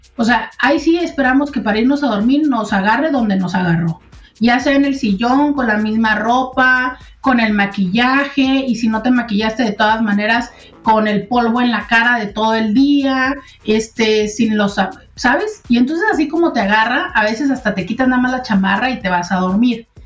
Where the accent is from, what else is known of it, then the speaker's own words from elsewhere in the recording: Mexico; como mexicanos